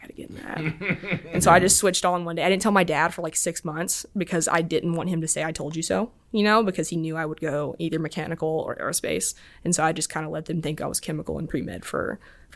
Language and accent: English; Lynchburg, Tennessee, United States; moved away as an adult; also born or lived in Auburn, Alabama; I'm from Lynchburg, Tennessee